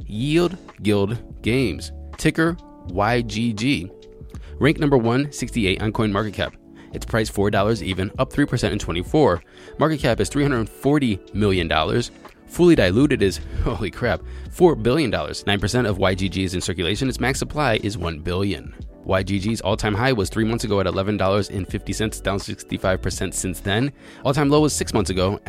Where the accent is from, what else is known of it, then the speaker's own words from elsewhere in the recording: United States; I'm American